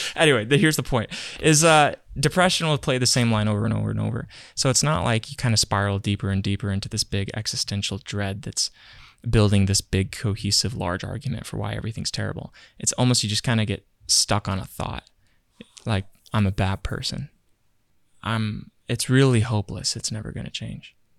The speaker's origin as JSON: {"language": "English", "region": "Virginia", "country": "United States", "tie": "born or raised there", "moved": "yes", "said": "I grew up in Virginia for a while"}